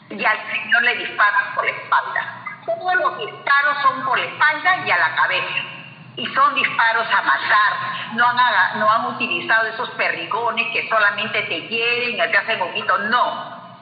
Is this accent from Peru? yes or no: yes; Peru; la dignidad que nosotros tenemos como pueblo, como peruanos, este, no puede seguir así ya.